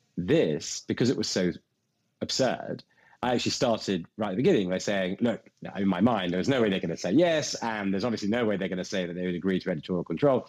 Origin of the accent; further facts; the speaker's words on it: England, United Kingdom; me being English and foreign